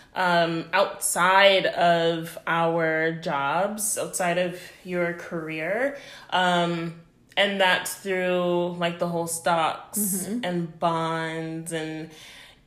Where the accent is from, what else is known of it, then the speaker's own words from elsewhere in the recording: Canada; moved away as an adult; I'm Canadian